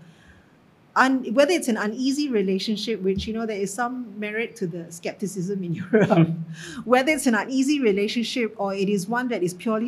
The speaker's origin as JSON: {"language": "English", "country": "Singapore", "said": "being Singaporean, and we're all Singaporians, you know, in the ministry, and I'm a Singaporean"}